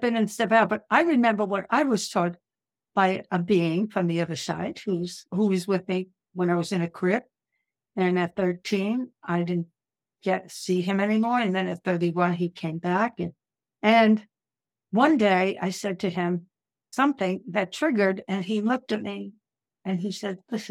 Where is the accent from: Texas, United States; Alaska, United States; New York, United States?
New York, United States; New York City; I'm from Brooklyn